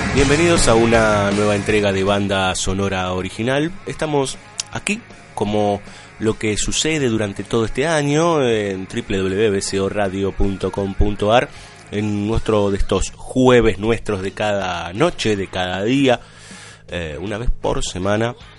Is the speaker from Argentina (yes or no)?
yes; Argentina; somos argentinos